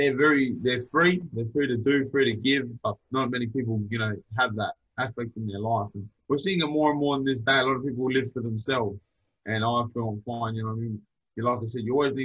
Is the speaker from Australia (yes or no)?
yes; Adelaide, South Australia, Australia; once again, I'm from Adelaide